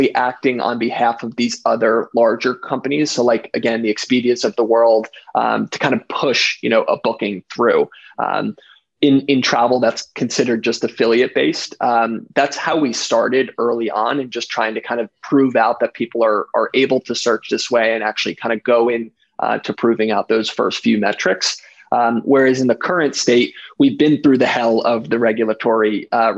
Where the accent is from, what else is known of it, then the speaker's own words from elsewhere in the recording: United States; I grew up in, you know, New Jersey, New York area